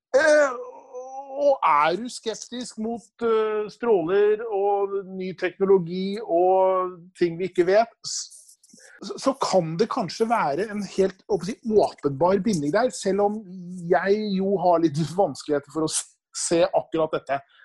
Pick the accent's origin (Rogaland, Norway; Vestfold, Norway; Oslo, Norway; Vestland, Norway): Vestfold, Norway; Nøtterøy; når jeg vokste opp da, på Nøtterøy på 70-tallet